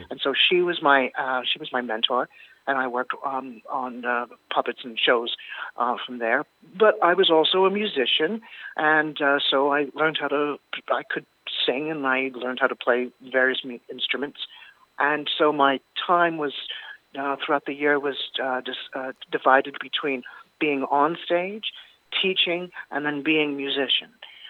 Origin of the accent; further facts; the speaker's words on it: Wicklow, Leinster, Ireland; born there; also born or lived in Toronto; I was born in County Wicklow. I was born in Wicklow Town a long, long time ago. And our family immigrated to Toronto, Canada. And then in 1999... I came back to Ireland.